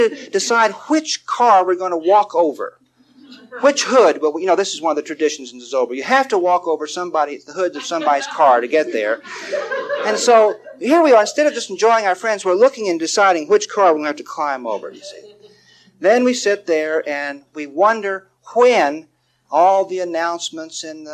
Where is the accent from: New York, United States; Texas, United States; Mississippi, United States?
Texas, United States; David and I, we grew up in Texas